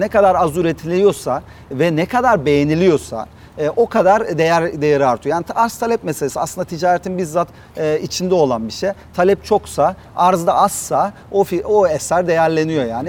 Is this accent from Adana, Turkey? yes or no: yes; Adana, Turkey; Adanalı olmaktan gurur duyuyorum.